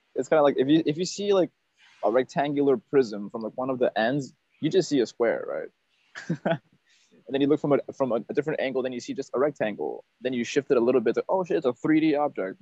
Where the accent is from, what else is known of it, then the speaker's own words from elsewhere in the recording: Northern Virginia, United States; moved away as an adult; also born or lived in Peru; now in Vietnam; in my hometown of Northern Virginia, people are not blunt.